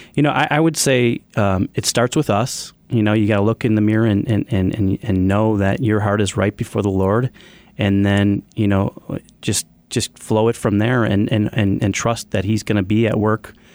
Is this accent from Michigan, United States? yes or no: no; Evergreen Park, Illinois, United States; I grew up in Evergreen Park where the business was founded